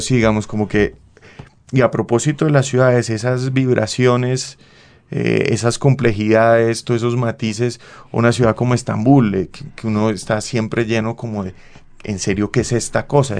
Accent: Bucaramanga, Santander, Colombia; moved away; yo vengo de un colegio de la Universidad Industrial de Santander

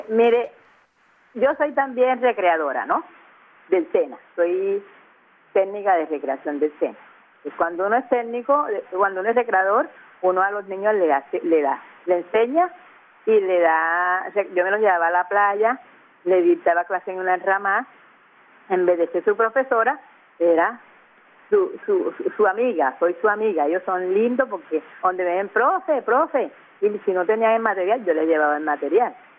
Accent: Cartagena, Bolívar, Colombia; yo soy de la boquilla, pero mi raza es negra

